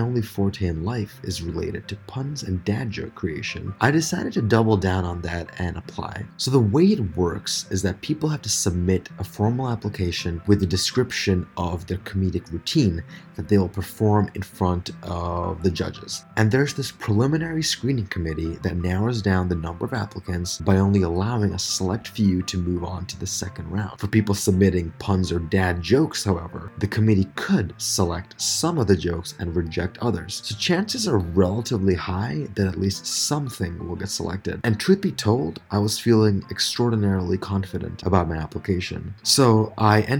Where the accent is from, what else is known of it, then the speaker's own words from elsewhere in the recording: New York, United States; I am from New York